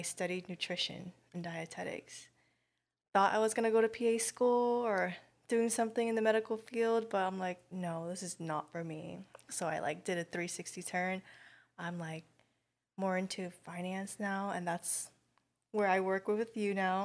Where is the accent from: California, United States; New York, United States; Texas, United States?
California, United States; Garden Grove; I'm from Garden Grove